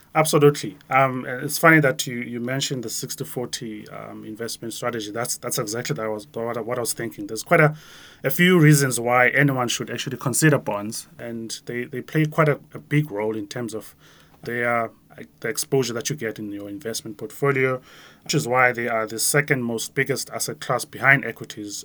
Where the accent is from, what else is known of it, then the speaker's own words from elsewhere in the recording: Grahamstown, Eastern Cape, South Africa; moved away; me growing up in a small town, like my hometown in Grahamstown, where I was a kid